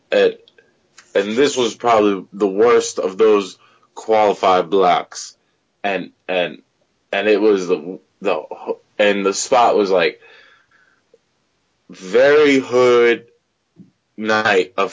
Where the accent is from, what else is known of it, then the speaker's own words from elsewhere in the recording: Pakistan; I'm like, uh, I'm from Pakistan he's like, "Oh, you were saying you good," and then the security let me go. You know, otherwise, if I had not been a, from Pakistan, if I say India